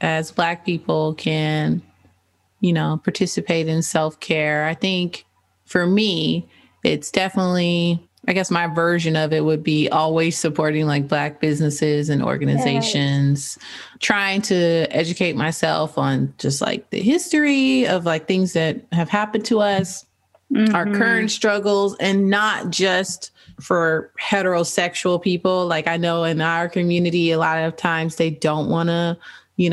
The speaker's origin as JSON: {"language": "English", "country": "United States", "said": "as an American"}